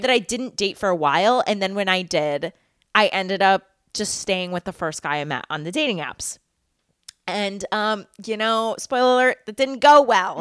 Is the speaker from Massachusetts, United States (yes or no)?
yes; Massachusetts, United States; also born or lived in New York; I grew up in Massachusetts. I went to college in Massachusetts, and now I live in Massachusetts.